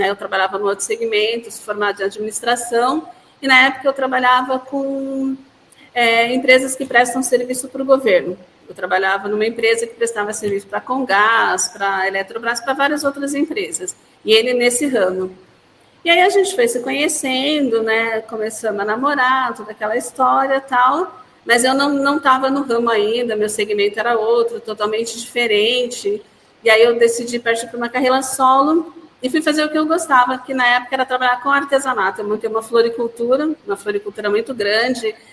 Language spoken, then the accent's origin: Portuguese; Santa Cecília do Pavão, Paraná, Brazil; Eu, na realidade, eu vim do outro lado, eu vim do Paraná, de uma cidade chamada Santa Cecília do Pavão.